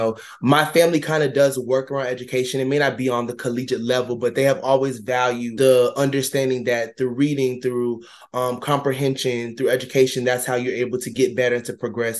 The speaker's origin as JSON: {"language": "English", "town": "Ocala", "region": "Florida", "country": "United States", "also_born_or_lived": "Tallahassee, Florida", "moved": "as an adult", "said": "I'm originally from Ocala, Florida"}